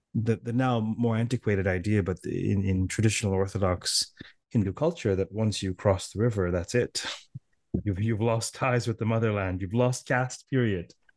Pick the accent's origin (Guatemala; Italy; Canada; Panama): Canada; Toronto, Ontario; I'm from Toronto